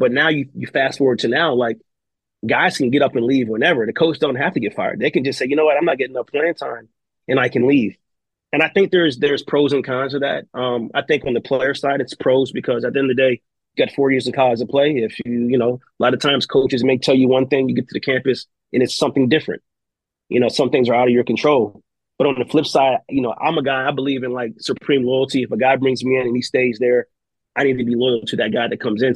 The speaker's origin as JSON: {"language": "English", "region": "Maryland", "country": "United States", "said": "I'm from Maryland."}